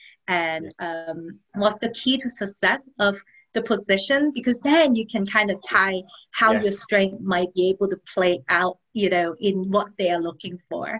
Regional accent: Orlando, Florida, United States; I am actually from Orlando, Florida, the happiest place on earth

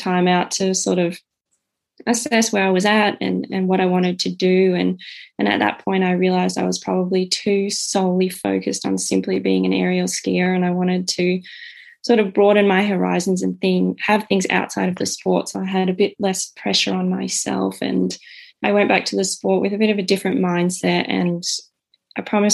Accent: Canberra, Australian Capital Territory, Australia; I'm the youngest of three, born and raised in Canberra

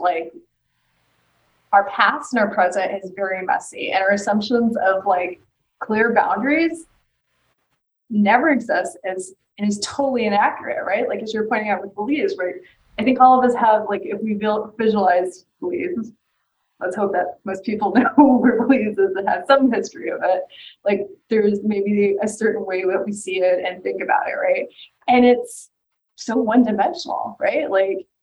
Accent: Texas, United States; just a girl from Texas who was very different from everyone else she grew up with.

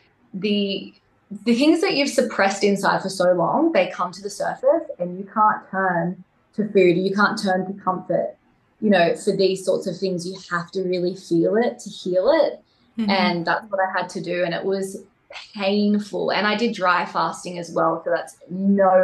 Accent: Wollongong, New South Wales, Australia; moved away as an adult; also born or lived in central Queensland; I actually ended up moving from Wollongong, that's where I'm originally from, to a farm that I bought into in central Queensland

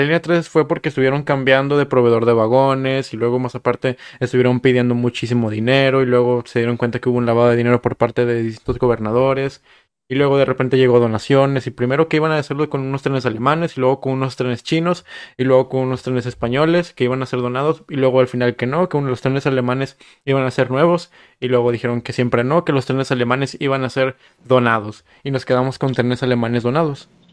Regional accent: Monterrey, Nuevo León, Mexico; soy regio y así hablamos y comemos carne asada todos los fines de semana

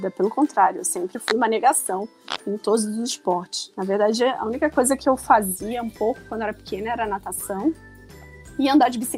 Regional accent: Rio de Janeiro, Brazil; now in São Paulo, Brazil; Mas eu moro em São Paulo há 15 anos, mas não perco sotaque. E engraçado, quando eu vou pro Rio, o pessoal fala que eu já perdi o sotaque de carioca

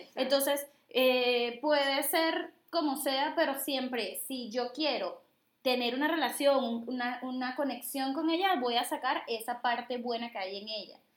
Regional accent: Venezuela; now in Dominican Republic; Soy venezolana, vivo en República Dominicana

